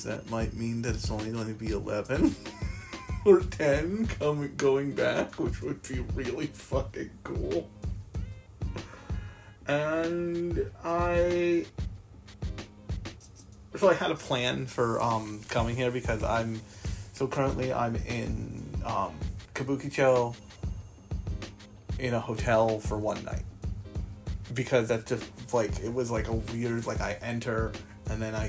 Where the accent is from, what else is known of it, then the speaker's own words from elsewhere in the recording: United States; I am from America